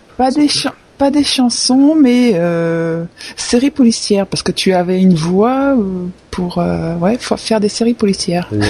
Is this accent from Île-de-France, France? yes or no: yes; Paris region, Île-de-France, France; moi qui est de région parisienne